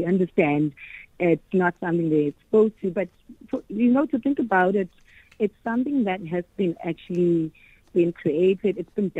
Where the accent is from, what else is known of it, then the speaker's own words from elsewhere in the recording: Mthatha, Eastern Cape, South Africa; I was actually born in Mthatha in Eastern Cape. Ah. Yes, I was raised there.